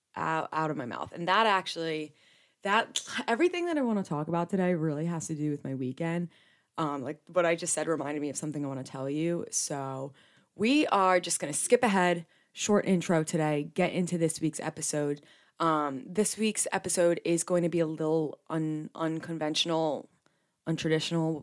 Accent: New Jersey, United States; Being born and raised in Jersey

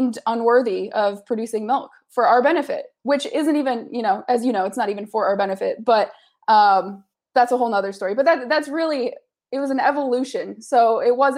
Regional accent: Kalamazoo, Michigan, United States; now in Los Angeles, United States; Growing up in the Midwest, I'm originally from Michigan. Now I live in Los Angeles

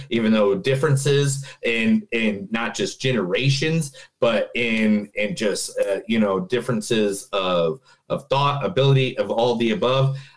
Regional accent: Indiana, United States; I'm from Indiana

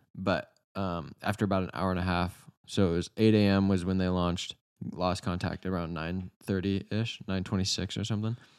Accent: United States; We're Americans

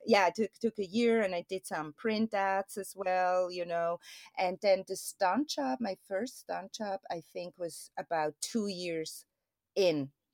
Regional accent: Switzerland; moved away; I'm born and raised there

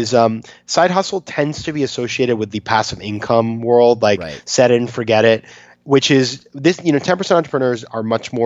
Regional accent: Maine, United States; I'm from Maine, so we grew up in these sort of places

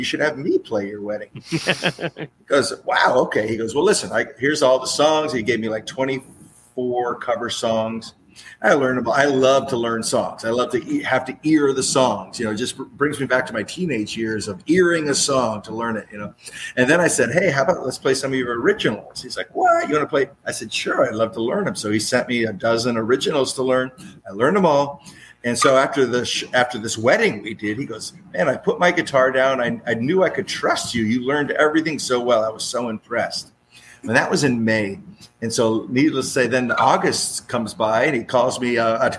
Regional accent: Fredericksburg, Virginia, United States; I'm from Fredericksburg, Virginia

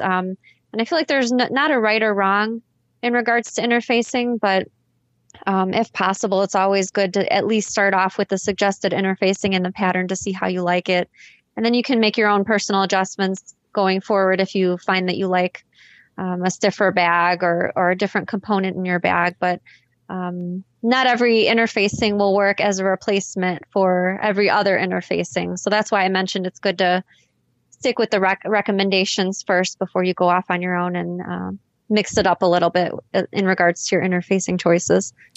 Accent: Chicago, Illinois, United States; I'm from Chicago, Illinois

